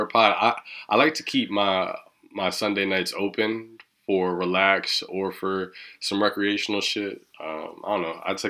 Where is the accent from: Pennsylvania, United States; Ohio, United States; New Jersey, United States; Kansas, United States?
Kansas, United States; I'm not from Kansas City, but I am from Kansas, and there's nothing really going on.